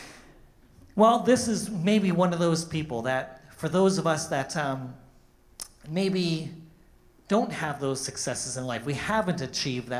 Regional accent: Canada; moved away as an adult; now in United States; I'm also from Canada. I'm Canadian.

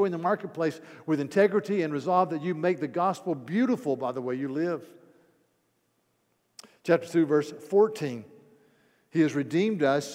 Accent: North Carolina, United States; I grew up in Mayberry

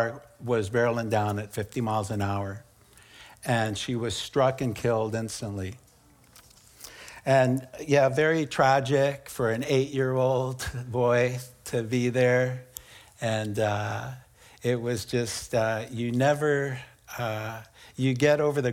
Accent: San Bruno, California, United States; also born or lived in San Francisco, California / Daly City, California; I was born in San Francisco in a middle-class family. Grew up on the San Francisco Peninsula in Daly City in San Bruno

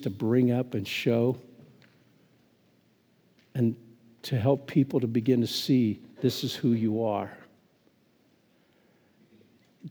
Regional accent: Phillipsburg, Kansas, United States; born or raised there

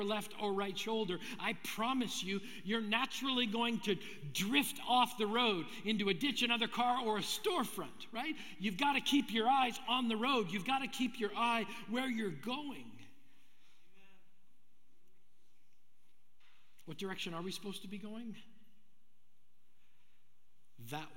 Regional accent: Brandon, Manitoba, Canada; I grew up in Brandon, Manitoba

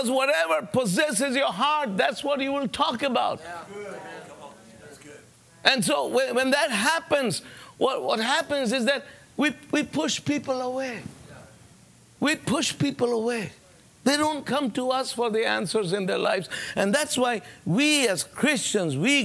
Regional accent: United States; I'm an American

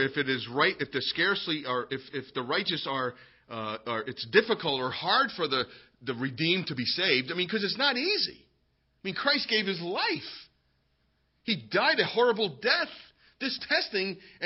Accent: United States; being an American

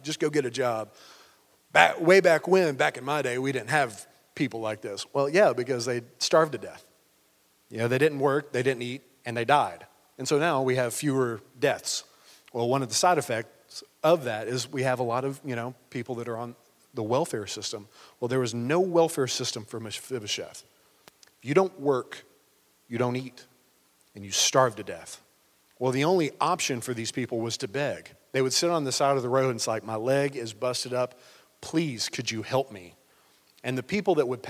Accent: Cookeville, Tennessee, United States; I was born in Cookeville, like on Quinlan Lake Road

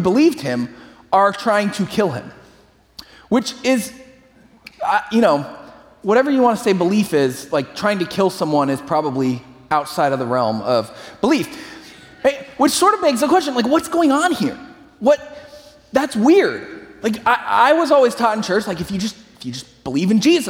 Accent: San Francisco Bay Area, California, United States; I grew up in the San Francisco Bay Area

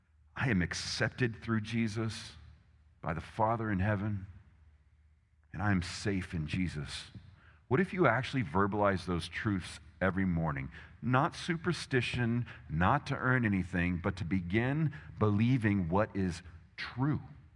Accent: Texas, United States; I live in America. I'm Texan, blah, blah, blah. You know, Texan, I've got a gun to prove it.

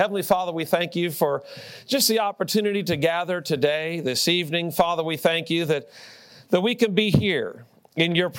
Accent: Austin, Texas, United States; But I was born in Austin, Texas. And my dad was a professor at the University of Texas.

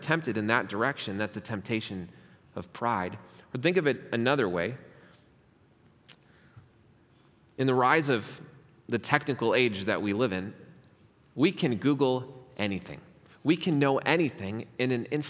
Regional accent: United States; being an American

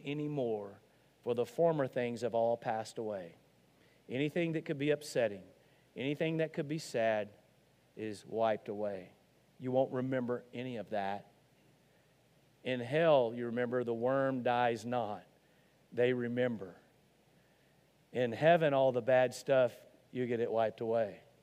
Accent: Arkansas, United States; I'm from Arkansas

